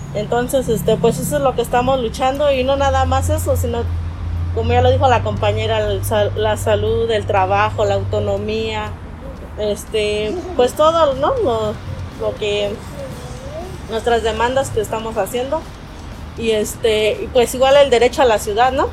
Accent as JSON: {"language": "Spanish", "town": "Santiago Mexquititlán", "region": "Querétaro", "country": "Mexico", "moved": "yes", "lives_now": "Mexico City, Mexico", "said": "somos, este, de Santiago Mezquititlán, pero pues somos residentes de aquí de la Ciudad de México"}